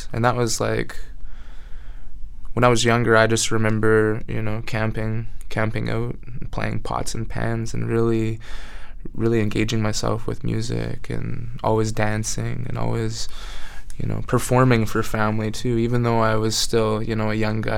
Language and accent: English; Wet'suwet'en territory, British Columbia, Canada; also born or lived in Prince George, British Columbia; mainly grew up on Wet'suwet'en territory